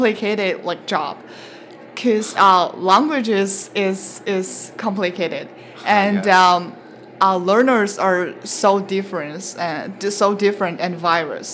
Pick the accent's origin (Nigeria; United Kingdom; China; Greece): China; moved away as an adult; now in Canada; I'm from China